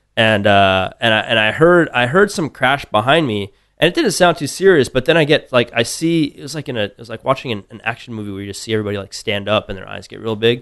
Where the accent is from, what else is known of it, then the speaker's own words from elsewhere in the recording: Tucson, Arizona, United States; moved away as an adult; now in Austin, United States; grew up in Tucson. I was there all through college